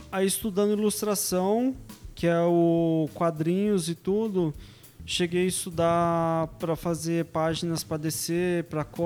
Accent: São Paulo, Brazil; moved away as an adult; now in Vila Velha, Brazil; E sou aqui de São Paulo, Zona Sul mesmo.

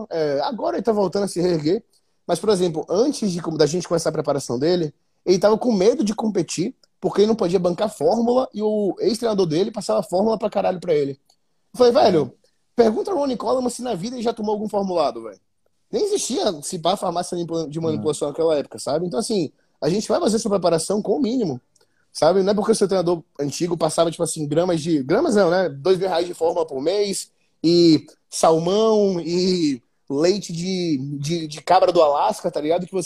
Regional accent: Salvador, Bahia, Brazil; eu saí de Salvador comendo, tipo assim, salmão, filé mignon pra comer clara de ovo com atum, sabe?

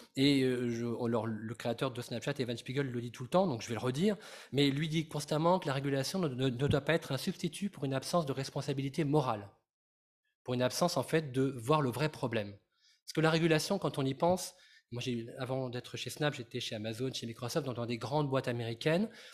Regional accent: France; je suis français

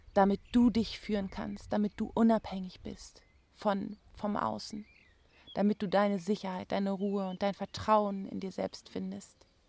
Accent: Germany; bei uns in Deutschland

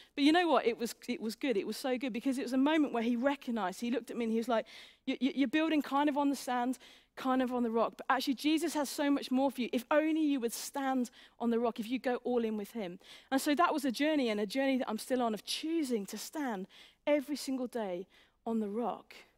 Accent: England, United Kingdom

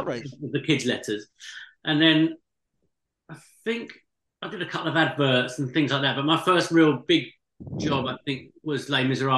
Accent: Basildon, East of England, United Kingdom; my hometown in Basildon in Essex.

